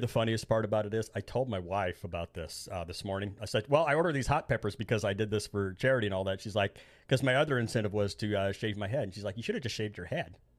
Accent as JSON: {"language": "English", "region": "Indiana", "country": "United States", "said": "I'm from Indiana. They call us Hoosiers"}